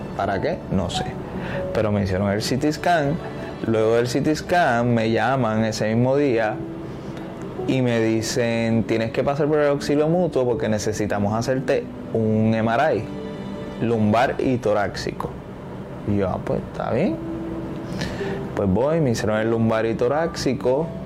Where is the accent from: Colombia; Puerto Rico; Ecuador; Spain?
Puerto Rico; Cataño; soy de Cataño